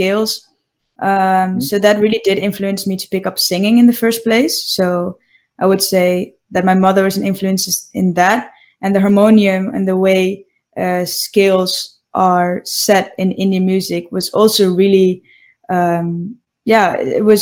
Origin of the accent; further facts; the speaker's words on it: Netherlands; I grew up in the Netherlands and I was born and raised here